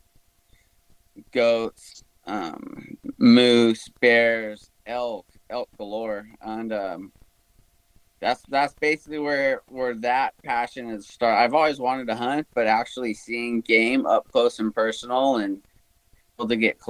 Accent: Huntington Beach, California, United States; I was born and raised about an hour south of Los Angeles in a surfing community called Huntington Beach

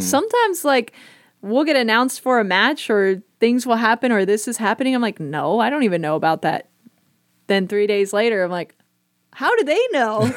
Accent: Bay Area, California, United States; moved away; I grew up in the Bay Area

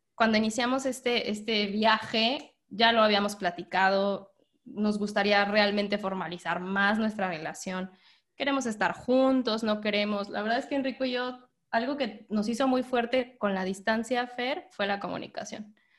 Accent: Morelia, Michoacán, Mexico; Yo soy de Morelia, entonces me, lo llevé a todo, todo Michoacán. O sea, yo primero le dije, tienes que conocer mi lugar, mi tierra, donde yo nací

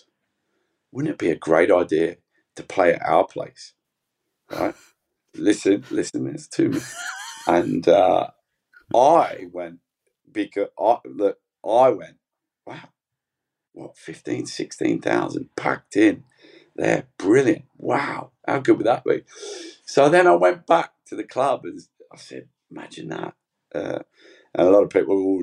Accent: Australia; now in Northampton, United Kingdom; an Aussie

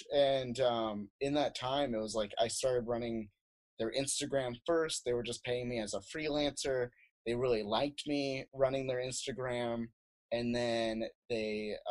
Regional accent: Phoenix, Arizona, United States; also born or lived in South Dakota; I was born in South Dakota, and I lived in South Dakota until I was 10, and then I moved to Phoenix for like most of my life

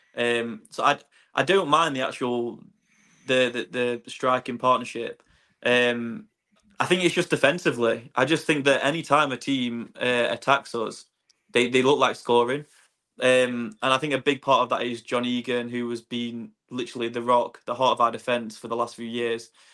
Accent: Swindon, South West England, United Kingdom; I was born in Swindon. Um, that's my hometown.

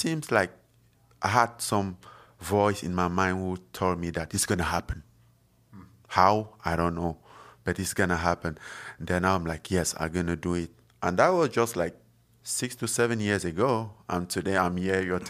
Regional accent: Cameroon; born or raised there; moved away as an adult

